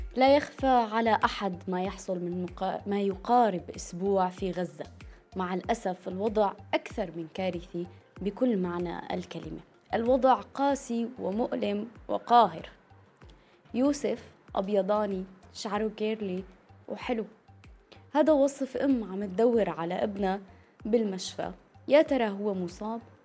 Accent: Syria; نحن كسوريين وسوريات

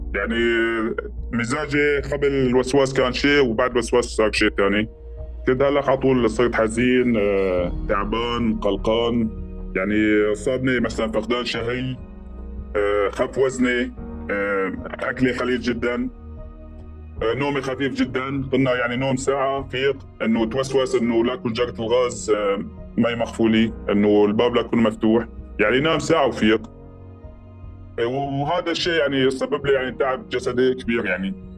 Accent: village near Wadi al-Deif camp, Idlib Governorate, Syria; also born or lived in Atmeh; بعيد عن ضيعتنا شالي 5 كيلومتر

